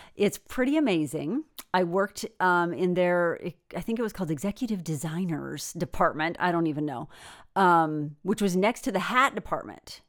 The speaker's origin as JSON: {"language": "English", "country": "United States", "said": "there were two Americans, me and another girl"}